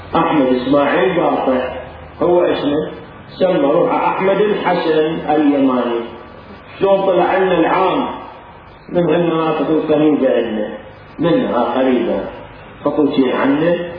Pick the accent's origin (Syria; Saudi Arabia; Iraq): Iraq